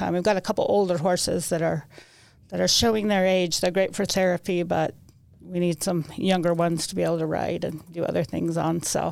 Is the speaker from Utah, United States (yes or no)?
yes; Salt Lake City, Utah, United States; I was born in Salt Lake. Went to Cottonwood High School, had a pretty good childhood